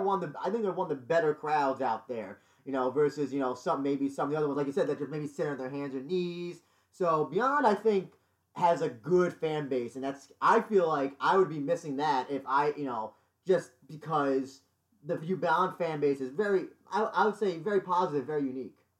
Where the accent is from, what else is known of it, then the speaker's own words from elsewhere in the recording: New York, United States; I'm from New York